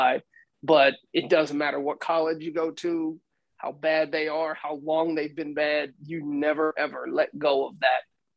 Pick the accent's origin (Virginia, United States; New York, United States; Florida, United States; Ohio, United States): New York, United States; moved away as an adult; also born or lived in Texas; I was from New York